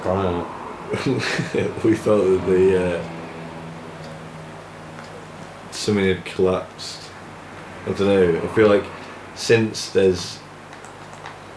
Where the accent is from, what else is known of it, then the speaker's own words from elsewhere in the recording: Loughborough, East Midlands, United Kingdom; I grew up in Loughborough